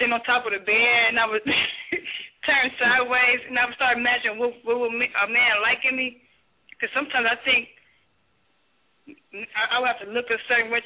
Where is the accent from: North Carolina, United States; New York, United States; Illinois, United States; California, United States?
Illinois, United States; Chicago; I'm actually from Chicago, the Chicago area